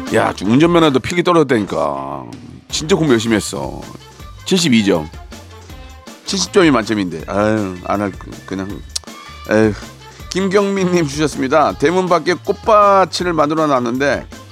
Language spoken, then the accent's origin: Korean; Gunsan, North Jeolla, South Korea; moved away; 제 고향이지만 군산 좋아요.